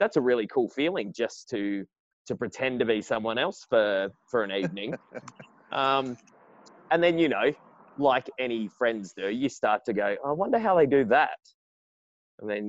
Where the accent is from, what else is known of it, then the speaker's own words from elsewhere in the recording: Perth, Western Australia, Australia; also born or lived in Sydney; I was born in Sydney, but I'd lived just about all of my life in Perth.